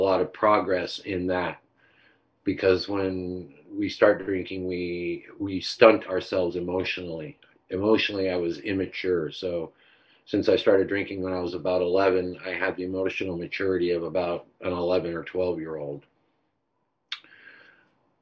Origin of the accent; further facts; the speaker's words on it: Orange County, California, United States; on my block, where I grew up in Orange County